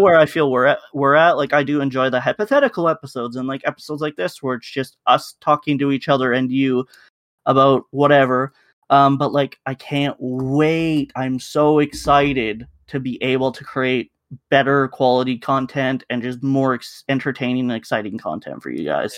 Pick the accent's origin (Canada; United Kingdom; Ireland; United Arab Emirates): Canada; we're Canadian enough